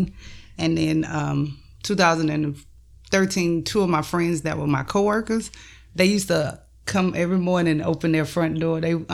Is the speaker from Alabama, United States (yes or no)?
yes; Mobile, Alabama, United States; moved away as an adult; now in Orlando, United States; I am 41 years old, born and raised in Mobile, Alabama. But I've been here for the last 17 years, I believe.